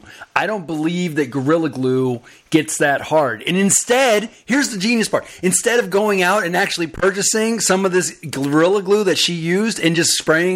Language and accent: English; East Coast, United States; also born or lived in St. Louis, Missouri; I grew up in the East Coast